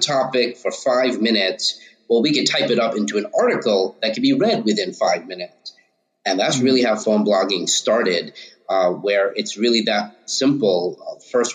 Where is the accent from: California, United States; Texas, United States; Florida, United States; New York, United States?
New York, United States; Long Island, suburbs of New York City, United States; also born or lived in Harlem, New York City; I grew up in the suburbs of New York City, Long Island